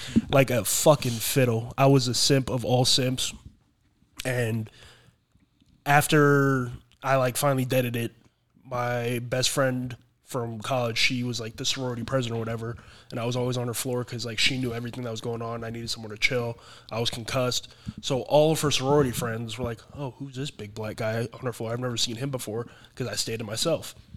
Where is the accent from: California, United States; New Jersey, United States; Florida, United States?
Florida, United States; moved away; I came back down to Florida, played in my hometown.